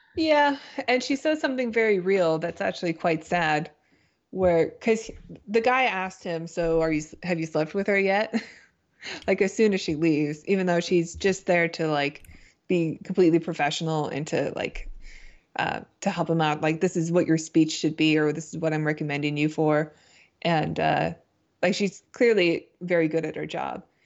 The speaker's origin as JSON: {"language": "English", "country": "Canada", "also_born_or_lived": "United States", "said": "I'm Canadian"}